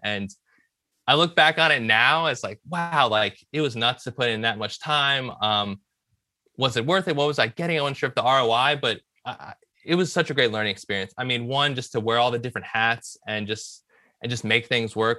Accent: Richmond, Virginia, United States; moved away as an adult; also born or lived in Villanova, Pennsylvania; I grew up in Richmond, Virginia, um, decided to come up north

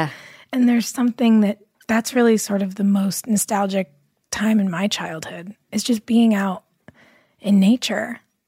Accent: Los Angeles, California, United States; I grew up here in Los Angeles, but we used to spend so much of our time in the summer in this really tiny, like 5,000 person ranch town in Central California.

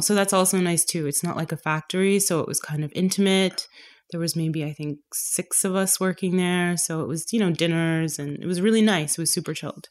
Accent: Toronto, Ontario, Canada; moved away as an adult; also born or lived in London; now in Berlin, Germany; My family is from Trinidad, but I was born and raised in Toronto

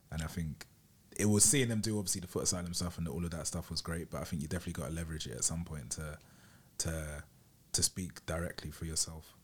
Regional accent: Bromley, London, United Kingdom; I grew up in Bromley

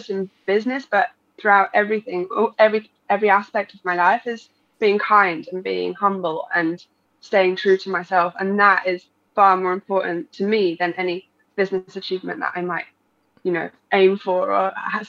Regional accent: Brighton, South East England, United Kingdom; also born or lived in Spain; I'm English, and I grew up in Spain. So a bit of a mix there. But around Brighton area is where I say I'm from.

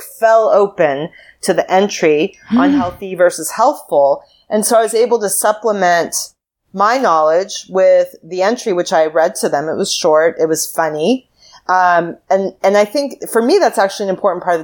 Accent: United States; As an American

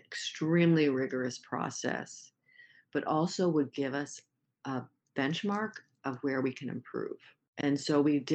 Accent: Maine, United States; In this case, I said, I'm from Maine.

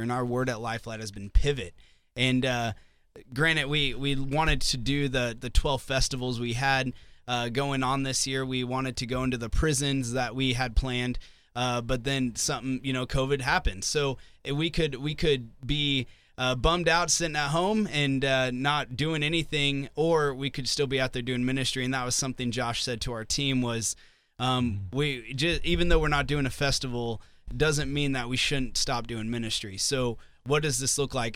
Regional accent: Southwest Missouri, United States; also born or lived in Nashville; now in Sioux Falls, United States; I'm from Southwest Missouri

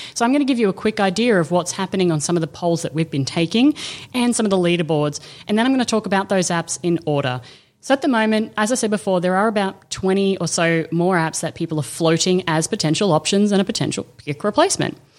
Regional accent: Australia; I'm Aussie

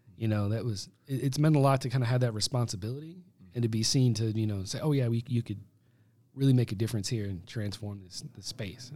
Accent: United States; as an American

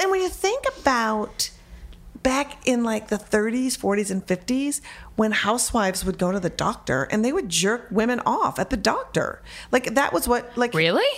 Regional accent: Minneapolis, Minnesota, United States; I was born and raised in Minneapolis, Minnesota

